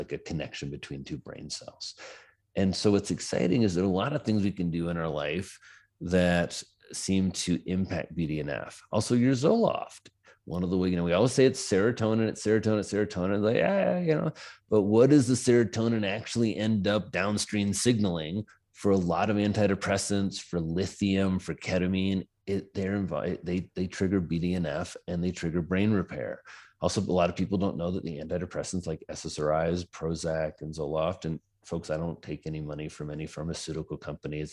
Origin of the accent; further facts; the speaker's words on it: Indiana, United States; moved away as an adult; also born or lived in New York City; now in Wyoming, United States; I come from Indiana, like I said. I was a farm boy